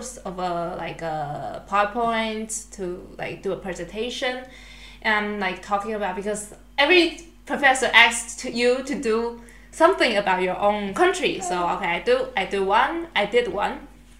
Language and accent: English; Taiwan; moved away as an adult; now in Germany